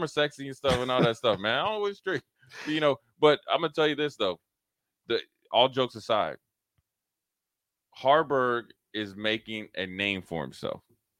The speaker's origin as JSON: {"language": "English", "region": "Minnesota", "country": "United States", "said": "because I'm from Minnesota"}